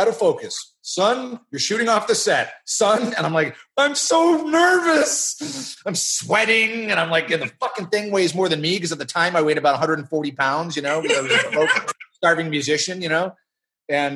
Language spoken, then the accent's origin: English; Canada; I'm Canadian